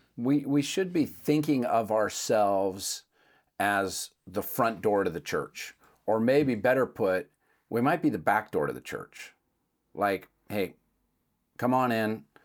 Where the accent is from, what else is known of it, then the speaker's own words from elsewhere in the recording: Seattle, Washington, United States; I'm from Seattle